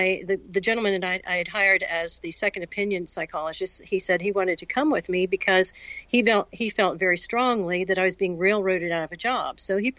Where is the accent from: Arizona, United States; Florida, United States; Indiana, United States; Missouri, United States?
Florida, United States; I'm going to move back to Florida, because we're both from Florida.